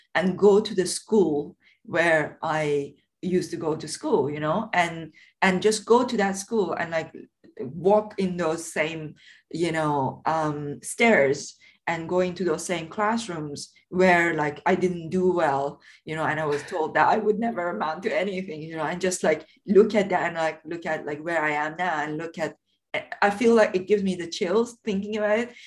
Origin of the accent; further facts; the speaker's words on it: Tehran, Tehran Province, Iran; moved away; I grew up in in a very poor area of south of Tehran